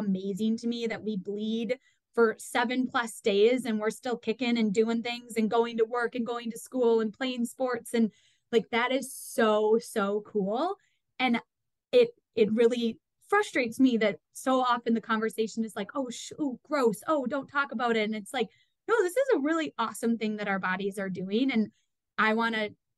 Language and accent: English; Madison, Wisconsin, United States; I grew up in Madison, Wisconsin